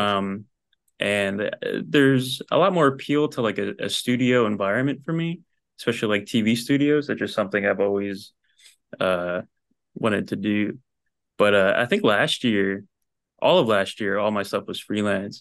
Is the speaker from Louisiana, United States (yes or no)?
no; New Jersey, United States; moved away as an adult; also born or lived in Philadelphia; now in Los Angeles, United States; I grew up in Jersey